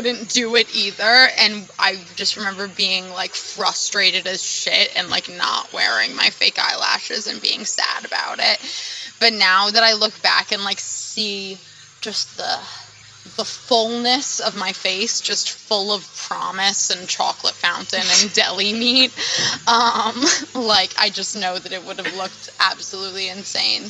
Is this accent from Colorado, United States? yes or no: no; Sea Cliff, New York, United States; I'm from Seacliff, New York, which is on Long Island, Nassau County, North Shore, to be specific.